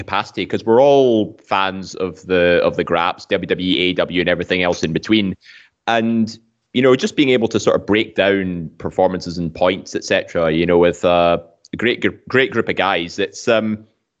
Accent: Scotland, United Kingdom; being a Scotsman

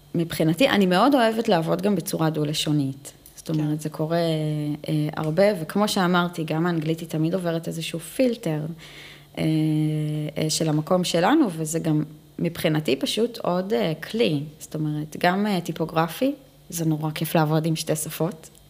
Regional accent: Israel; first language Hebrew; אנחנו ישראליות. בוא. שפת אם שלי היא עברית

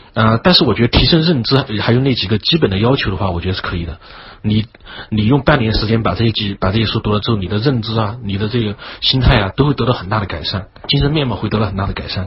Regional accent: China; 因为我们中国人很讲究实用嘛

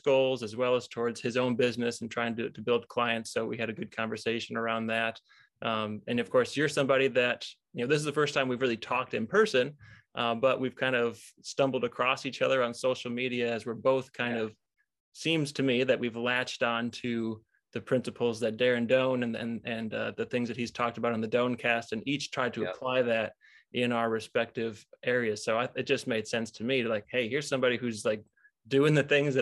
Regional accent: Illinois, United States; moved away as an adult; also born or lived in Michigan; now in Wisconsin, United States; Grew up in Illinois

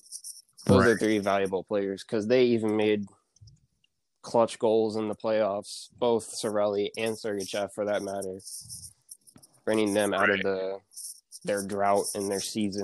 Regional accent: Florida, United States; basically born and raised in Florida

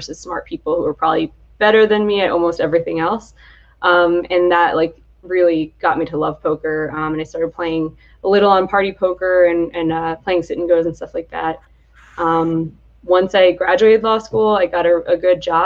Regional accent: Atlantic City, New Jersey, United States; moved away as an adult; also born or lived in Michigan; I'm from the Atlantic City area

